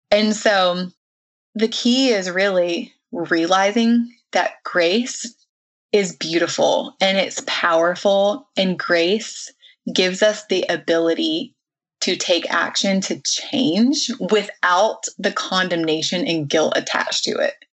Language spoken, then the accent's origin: English; the South, United States; I was raised in the South